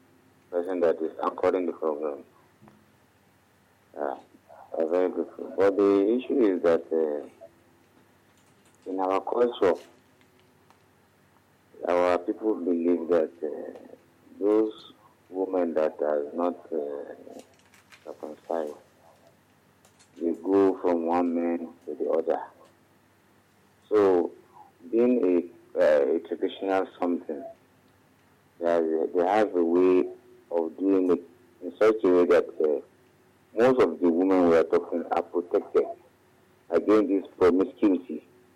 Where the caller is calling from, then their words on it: Alagbado, Lagos, Nigeria; I'm calling from Alagbadu.